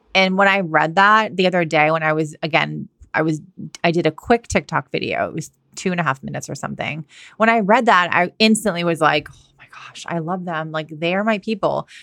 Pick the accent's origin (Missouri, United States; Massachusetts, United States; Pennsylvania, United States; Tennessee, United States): Massachusetts, United States; moved away as an adult; also born or lived in California / Australia / London; now in Washington State, United States; I'm from Massachusetts. I grew up there. I went to college there